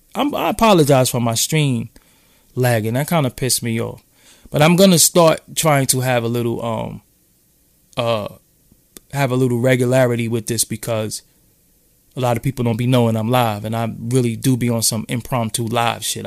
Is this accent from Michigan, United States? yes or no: no; New York City, New York, United States; I'm from downtown Brooklyn